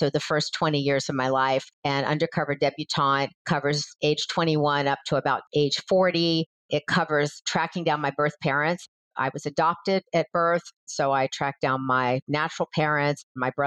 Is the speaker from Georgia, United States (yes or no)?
yes; Atlanta, Georgia, United States; also born or lived in Florida; now in Los Angeles, United States; I'm originally from Atlanta, Georgia, lived in Florida for a little while, then moved to Los Angeles in about 1980